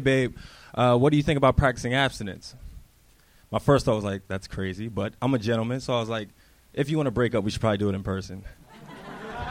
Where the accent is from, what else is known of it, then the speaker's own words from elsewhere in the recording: New Jersey, United States; moved away as an adult; also born or lived in Newark / Pittsburgh; I'm originally from New Jersey.